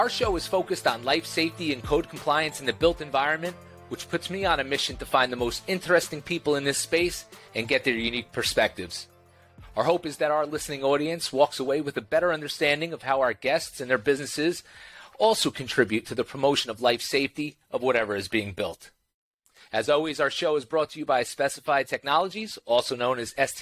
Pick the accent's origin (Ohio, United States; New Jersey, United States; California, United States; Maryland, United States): New Jersey, United States; I'm from New Jersey